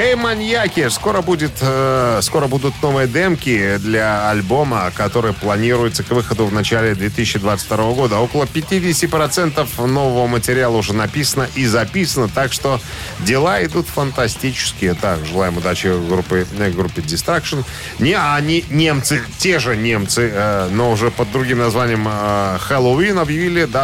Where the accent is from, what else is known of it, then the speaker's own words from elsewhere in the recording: Belarus; Мы, белорусы, просто выросли на немецких доку... на, на, на, на немецкой документальщине.